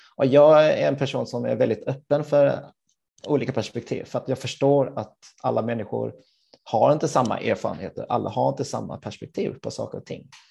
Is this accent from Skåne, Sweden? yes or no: yes; Helsingborg, Skåne, Sweden; moved away as an adult; also born or lived in Gothenburg; jag är född och uppvuxen i Helsingborg